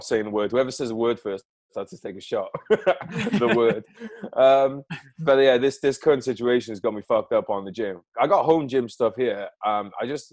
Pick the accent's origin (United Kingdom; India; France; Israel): United Kingdom; I'm British.